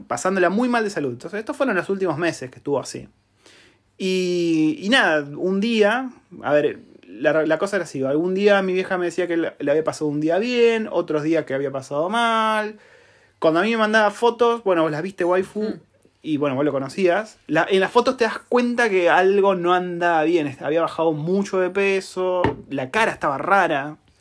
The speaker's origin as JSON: {"language": "Spanish", "country": "Argentina", "moved": "yes", "lives_now": "New Zealand", "said": "Y somos argentinos, por si no se dieron cuenta, por el acento"}